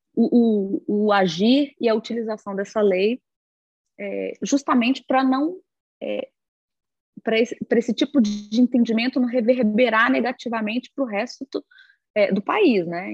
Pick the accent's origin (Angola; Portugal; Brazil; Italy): Brazil; nós como brasileiros